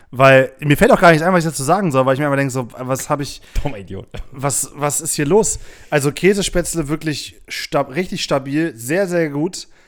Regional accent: Hamburg, Germany; So viel komme ich aus Hamburg

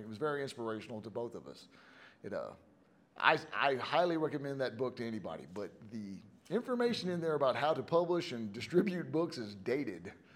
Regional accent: Houston, Texas, United States; I'm from Houston, right? I'm from I'm from Texas

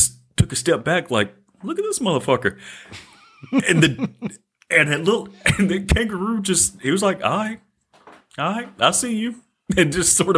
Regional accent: Mississippi, United States; now in Sweden; I'm from Mississippi

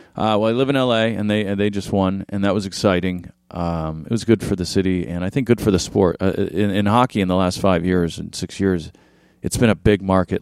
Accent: Orange County, California, United States; also born or lived in Midwest; I grew up in Orange County. We moved from the Midwest to Orange County when I was a kid

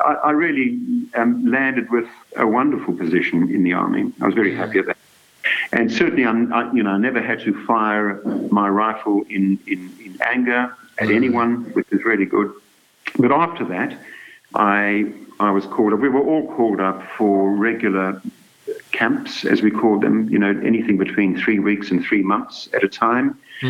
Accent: Durban, KwaZulu-Natal, South Africa; In fact, this was when I was still a child, growing up near Durban.

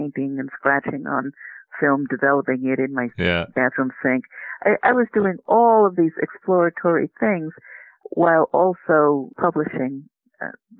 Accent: New York City, New York, United States; I grew up in New York City.

